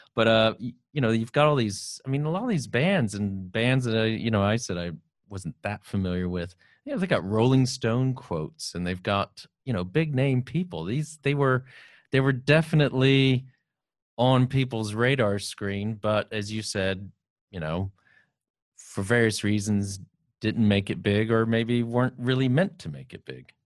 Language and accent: English; San Antonio, Texas, United States; I grew up in San Antonio, Texas